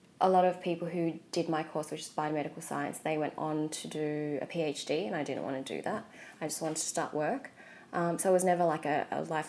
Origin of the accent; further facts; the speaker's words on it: Melbourne, Victoria, Australia; moved away as an adult; also born or lived in Vietnam / New York; born and raised in Melbourne.